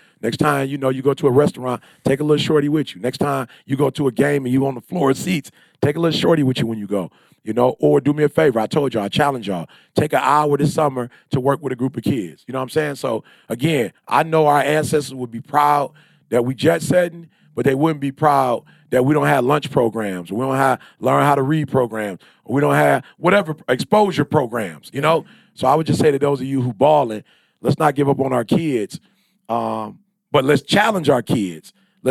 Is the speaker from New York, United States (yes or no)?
no; Detroit, Michigan, United States; I'm from Detroit. We read 21 books a year. I'm from Detroit. We write books.